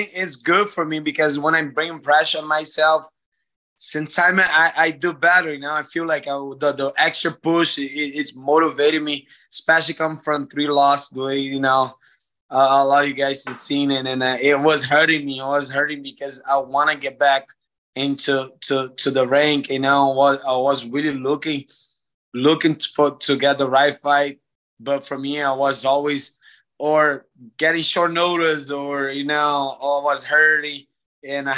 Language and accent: English; Brazil; from my hometown, from home country